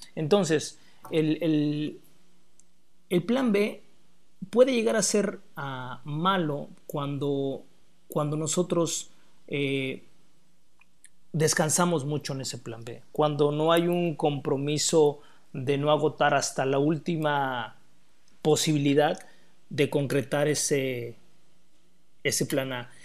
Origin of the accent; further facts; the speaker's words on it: Mexico; los somos mexicanos